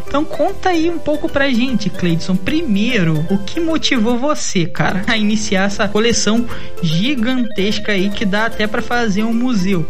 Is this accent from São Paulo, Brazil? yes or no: no; Rio de Janeiro, Brazil; Eu sou do Rio